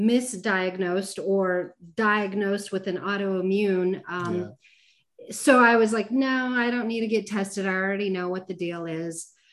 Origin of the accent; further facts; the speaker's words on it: Denver, Colorado, United States; moved away as an adult; now in Arizona, United States; I grew up in Colorado. That's where I'm originally from, Denver, Colorado.